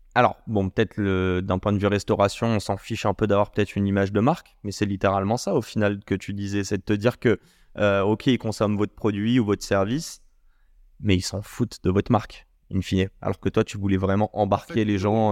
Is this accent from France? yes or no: no; Morocco; On est marocain.